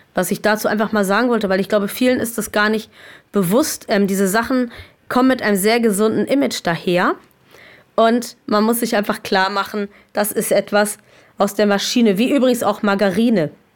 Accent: Germany; bei uns in Deutschland

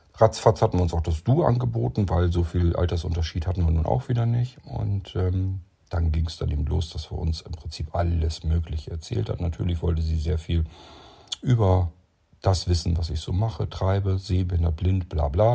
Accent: Lower Saxony, Germany; born or raised there

